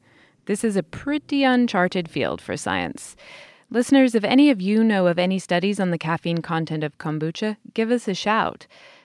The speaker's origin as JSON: {"language": "English", "country": "United Kingdom", "said": "as a Brit"}